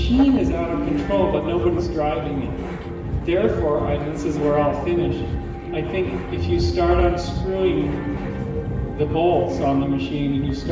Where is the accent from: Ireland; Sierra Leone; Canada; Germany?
Canada; I'm Canadian